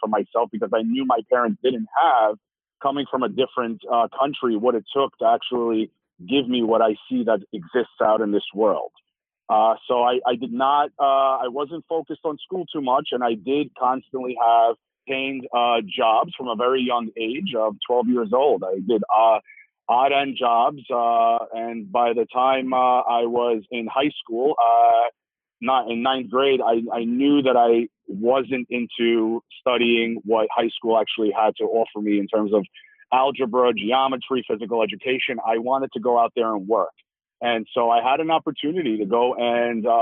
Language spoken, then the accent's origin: English; New York City, New York, United States; growing up in Brooklyn, New York